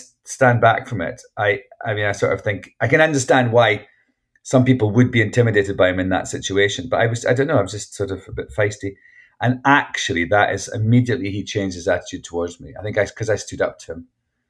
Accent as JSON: {"language": "English", "region": "Scotland", "country": "United Kingdom", "said": "And I was like, I know, I'm Scottish."}